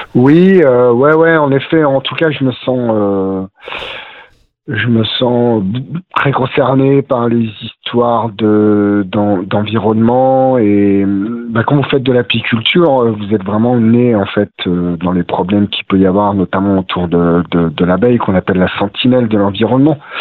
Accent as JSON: {"language": "French", "town": "Romans-sur-Isère", "region": "Auvergne-Rhône-Alpes", "country": "France", "tie": "born or raised there", "moved": "as an adult", "lives_now": "Vercors, France", "said": "j'ai grandi sur Roman euh, Roman sur Isère, à côté de, de Valence"}